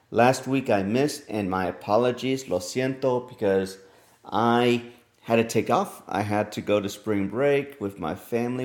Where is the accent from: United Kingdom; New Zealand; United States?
United States; Texas; my home state of Texas